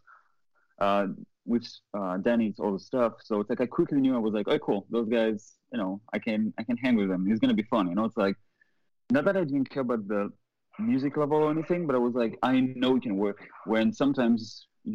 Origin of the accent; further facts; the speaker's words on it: France; moved away as an adult; also born or lived in Boston; now in Los Angeles, United States; I'm not from here. I'm not from LA. I'm not from the US. I'm from Europe. I'm from France.